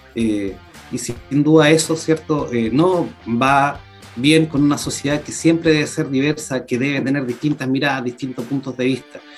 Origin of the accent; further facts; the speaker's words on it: Puerto Montt, Los Lagos, Chile; yo soy ciudadano de Puerto Montt, periodista de profesión